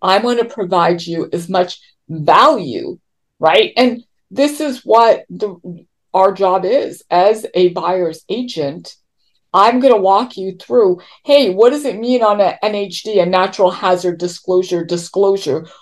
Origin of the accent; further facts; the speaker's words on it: Toronto, Ontario, Canada; moved away as an adult; now in California, United States; I come from Toronto